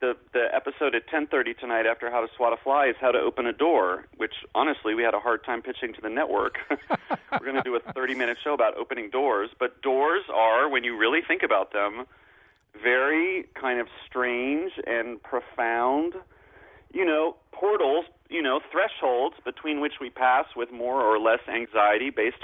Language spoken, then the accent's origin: English; New York, United States; as a New Yorker